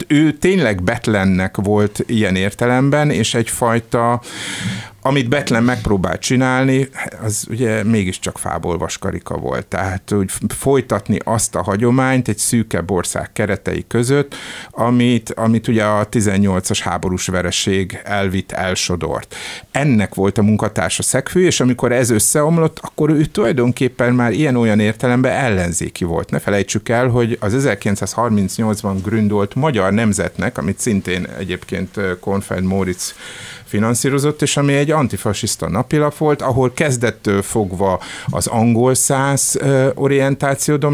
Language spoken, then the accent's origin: Hungarian; Hungary; hogy mi magyarok különbek vagyunk, mint akárki más itt, hogy mi itt magyarok vagyunk az egyetlen képviselői a békének